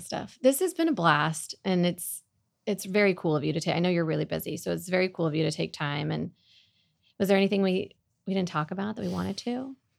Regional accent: Oklahoma, United States; now in Dallas, United States; I grew up in Oklahoma

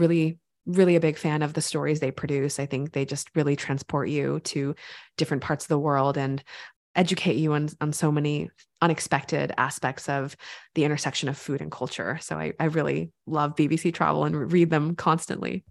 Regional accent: California, United States; I grew up in California

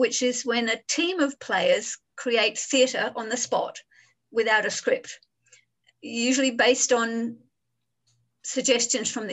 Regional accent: Adelaide, South Australia, Australia; moved away as an adult; now in Hong Kong; I grew up in Adelaide in Australia, and in 1993, I just decided I'm moving to Hong Kong, and I've been here for 27 years.

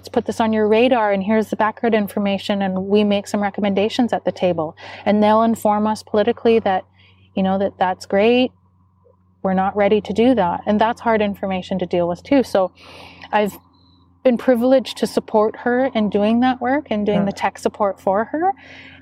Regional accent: Skowkale First Nation, British Columbia, Canada; I'm from Skokale, and Skokale is one of the bands who have amalgamated their services through Stella Health

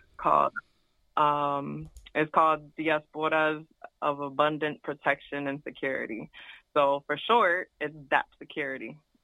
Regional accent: Connecticut, United States; I'm from Connecticut

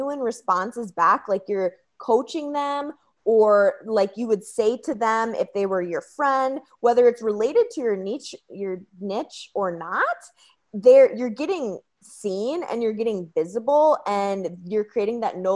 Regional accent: Red Wing, Minnesota, United States; also born or lived in Green Bay, Wisconsin; I am from Red Wing, Minnesota

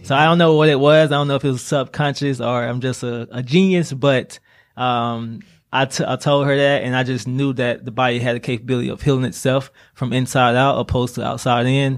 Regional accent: Laurel, Mississippi, United States; moved away as an adult; also born or lived in Atlanta, Georgia; now in Greenville, United States; I'm originally from Laura, Mississippi

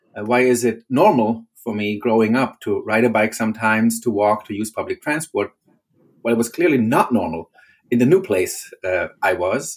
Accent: Germany; moved away as an adult; now in Arlington, United States; originally I, am from Germany

